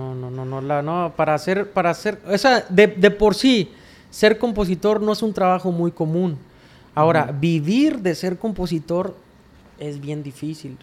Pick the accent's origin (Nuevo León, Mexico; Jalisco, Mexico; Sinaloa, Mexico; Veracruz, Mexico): Sinaloa, Mexico; Rosario; Yo soy nativo de un ranchito que se llama El Tablón 1, Las Cruces cuata Rosario, Sinaloa